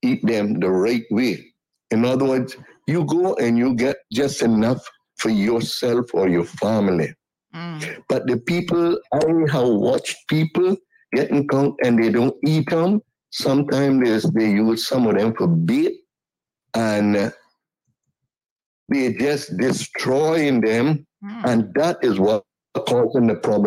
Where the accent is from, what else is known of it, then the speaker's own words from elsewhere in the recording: George Town, Cayman Islands; I grew up in Georgetown at Bartlemere Street.